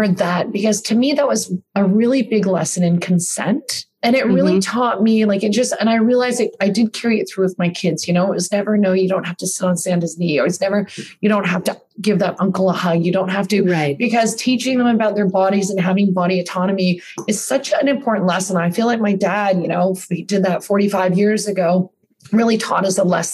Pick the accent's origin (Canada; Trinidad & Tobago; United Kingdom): Canada; also born or lived in New York, United States / Australia; now in Toronto, Canada; I grew up here in Canada